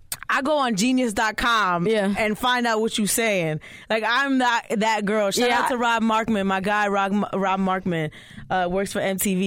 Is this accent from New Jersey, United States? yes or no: yes; New Jersey, United States; also born or lived in Philadelphia; I'm from Jersey.